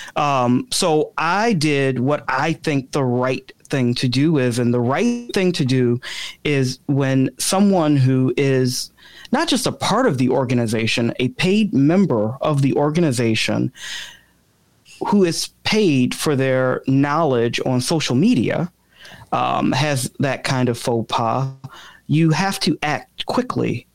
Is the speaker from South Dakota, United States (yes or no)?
no; Chicago, Illinois, United States; now in DuPage County, United States; I'm not a lifelong DuPage resident. I'm originally from the South Side of Chicago